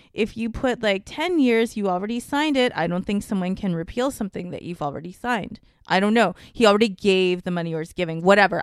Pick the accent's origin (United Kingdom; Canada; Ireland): Canada; me being a Canadian person